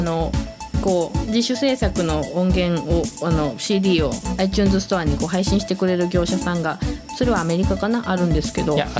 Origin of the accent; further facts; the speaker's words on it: Kansai, Japan